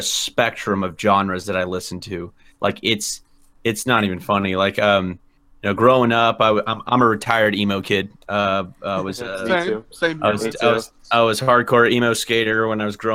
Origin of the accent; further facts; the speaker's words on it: Texas, United States; I'm from Texas